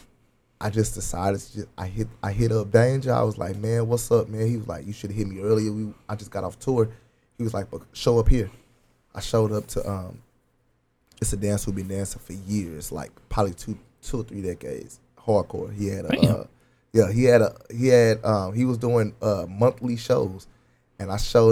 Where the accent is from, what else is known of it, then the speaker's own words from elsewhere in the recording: Dallas, Texas, United States; I'm from Holland Hills, Oak Cliff